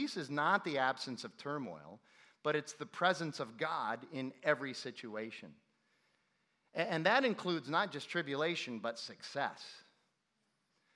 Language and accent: English; Ireland; I am not an Irish Christian. I am a Christian who happens to be Irish. Which, by the way, as an Irish guy